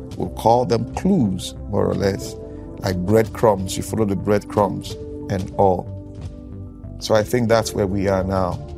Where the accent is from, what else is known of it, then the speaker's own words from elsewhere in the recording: Nigeria; I'm from Nigeria. I'm a Nigerian